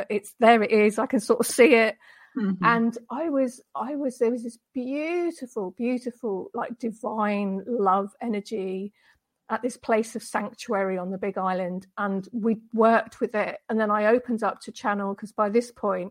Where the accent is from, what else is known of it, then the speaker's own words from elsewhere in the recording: Deal, South East England, United Kingdom; moved away as an adult; now in Denmark; I'm from the UK, which you might be able to tell from my accent, but I've married a Danish guy and now I live in Denmark. But going back years and years and years ago, I was born in Deal in Kent, which is in on the southeast coast of Britain